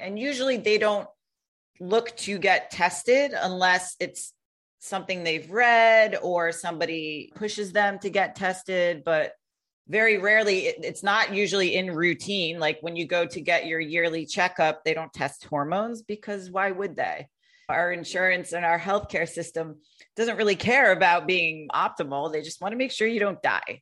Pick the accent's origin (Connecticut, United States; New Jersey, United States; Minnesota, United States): Connecticut, United States; the place I grew up in the United States in Connecticut, we had nine golf clubs in my town